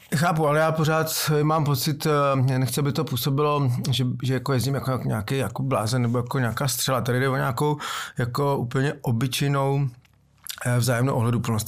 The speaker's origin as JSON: {"language": "Czech", "region": "Prague", "country": "Czechia", "said": "jsem stoprocentní Pražák"}